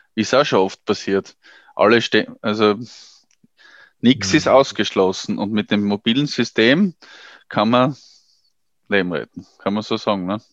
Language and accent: German; Austria; bei uns in Österreich